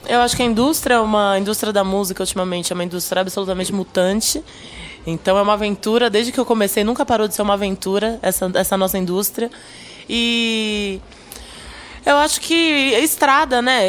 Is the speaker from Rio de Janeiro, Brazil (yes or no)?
no; Minas Gerais, Brazil; now in São Paulo, Brazil; cresci em Minas, moro em São Paulo